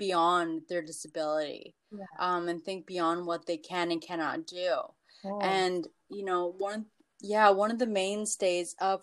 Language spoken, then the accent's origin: English; Toronto, Ontario, Canada; I am from Toronto